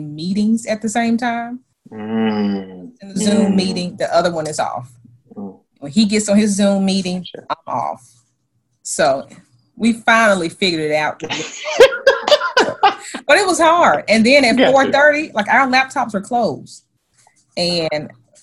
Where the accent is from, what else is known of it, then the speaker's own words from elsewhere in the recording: Memphis, Tennessee, United States; growing up in Memphis